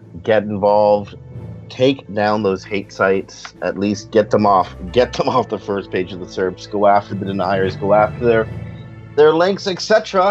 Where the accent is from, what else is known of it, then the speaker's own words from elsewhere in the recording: Canada; I'm not an American, I'm Canadian